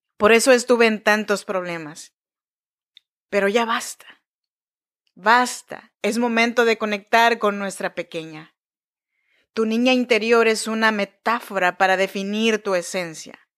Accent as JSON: {"language": "Spanish", "area": "Chinantec region", "region": "Oaxaca", "country": "Mexico", "tie": "born or raised there", "moved": "yes", "lives_now": "Sacramento, United States"}